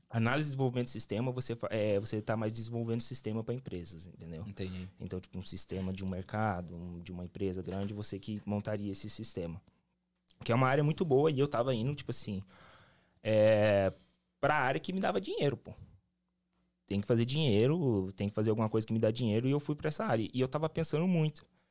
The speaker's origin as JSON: {"language": "Portuguese", "town": "Londrina", "region": "Paraná", "country": "Brazil", "tie": "born or raised there", "moved": "as an adult", "lives_now": "Cape Cod, United States", "said": "eu sou do Paraná, pô, sou do Paraná, sou de Londrina"}